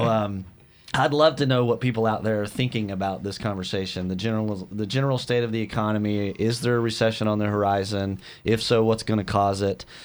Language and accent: English; West Texas, United States; moved away; I grew up in West Texas